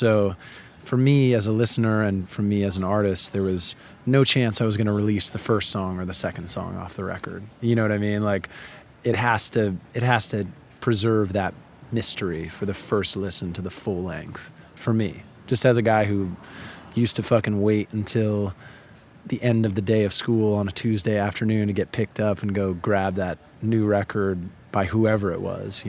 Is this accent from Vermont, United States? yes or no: yes; Vermont, United States; also born or lived in Connecticut; I'm from Connecticut in the sense that I was born in Connecticut. A lot of my family is from there. Both of my parents grew up there. But I did most of my growing up in Vermont.